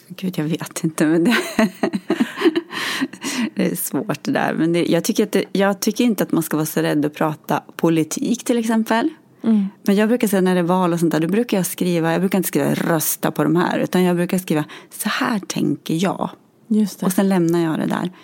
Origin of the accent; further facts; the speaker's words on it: Gävle, Gävleborg County, Sweden; moved away as an adult; now in Gothenburg, Sweden; är från Gävle från början